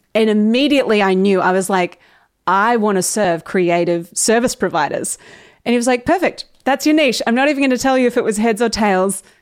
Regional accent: Australia; most Aussies use niche, and it is kinda weird that we

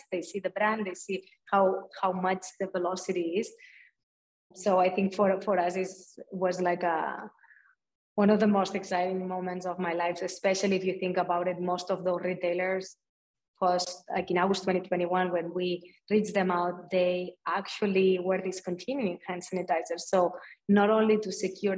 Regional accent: a small town in Barcelona, Catalonia, Spain; moved away; coming from like a small town in Barcelona

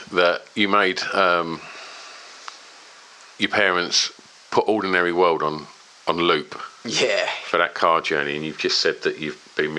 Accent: East of England, United Kingdom; I spoke about Essex and growing up in Essex

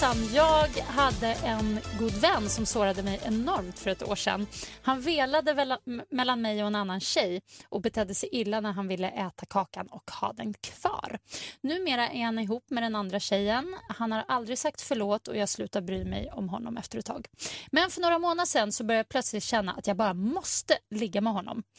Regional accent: Sweden; vi svenskar

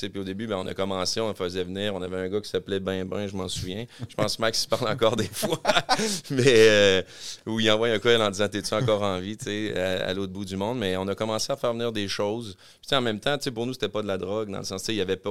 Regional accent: Quebec City, Quebec, Canada; je suis natif de Québec

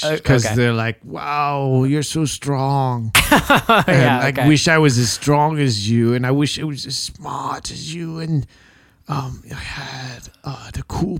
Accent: United States; I'm from America.

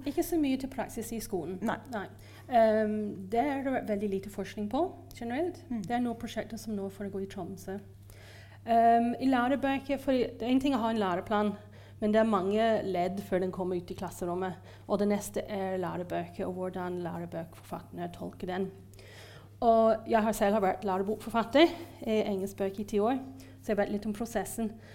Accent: Ireland; Norwegian is a second language; now in Norway; jeg er fra Irland opprinnelig, eh, men jeg har bodd i Norge lenge

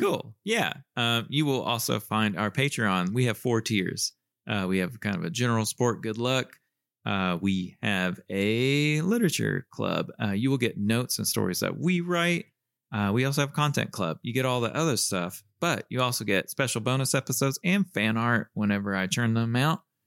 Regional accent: Southern US, Southern United States, United States; accent: Southern

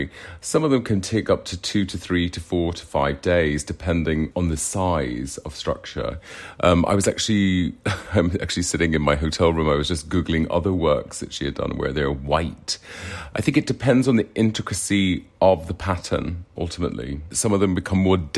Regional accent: Ireland; moved away; I'm originally from Ireland

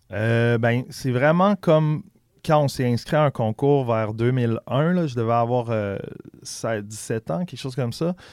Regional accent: Quebec City, Quebec, Canada; also born or lived in Charlevoix; je suis né à Québec, mais on a fait un petit tour vers quand j'avais deux ans, quand j'avais pendant deux ans, quand j'avais genre 5-6 ans en campagne dans le coin de Charlevoix. Puis quand on est revenu à Québec, je devais avoir 7-8 ans

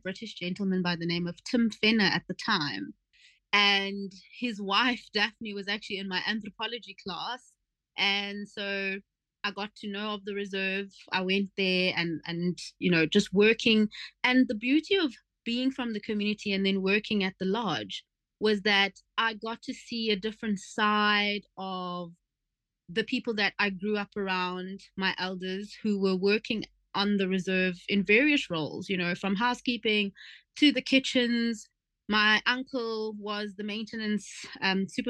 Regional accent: Gqeberha, Eastern Cape, South Africa; also born or lived in Seven Fountains, Eastern Cape; So I was born there in Seven Fountains, and through a farming, you know, a family of farm laborers, and my mom became a domestic worker in Port Elizabeth. So when I was about 3 or 4, the people that she worked for invited me to come and live with them

